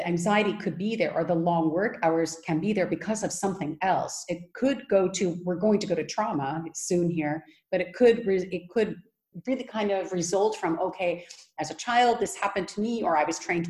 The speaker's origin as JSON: {"language": "English", "region": "California", "country": "United States", "moved": "yes", "lives_now": "Netherlands", "said": "I'm originally from California."}